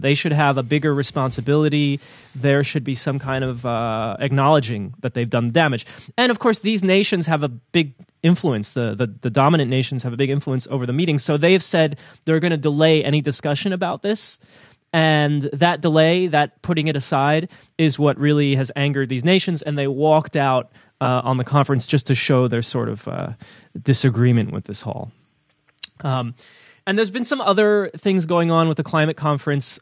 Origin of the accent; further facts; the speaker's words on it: New Jersey, United States; I grew up in New Jersey